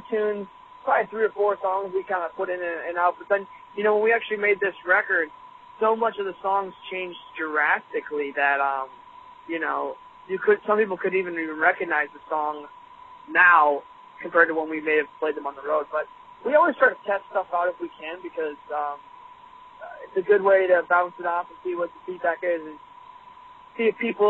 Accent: Michigan, United States; Yeah, we're from Michigan, we're from Minneapolis

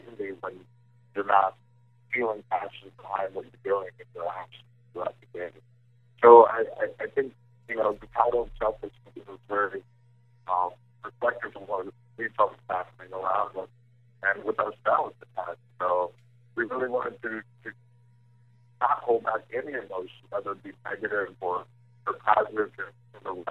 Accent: Cleveland, Ohio, United States; moved away as an adult; also born or lived in New York

